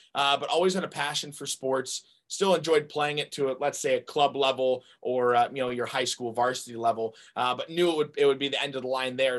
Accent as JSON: {"language": "English", "region": "North Carolina", "country": "United States", "tie": "born or raised there", "also_born_or_lived": "Arizona", "moved": "as an adult", "said": "my my hometown unc and i was going to be a tar heel"}